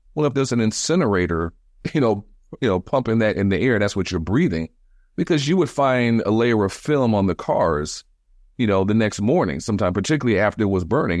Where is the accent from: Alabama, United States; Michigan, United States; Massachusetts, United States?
Michigan, United States; Detroit; moved away as an adult; now in Washington, D.C., United States; being born and raised in Detroit. I grew up in Detroit in the seventies and eighties.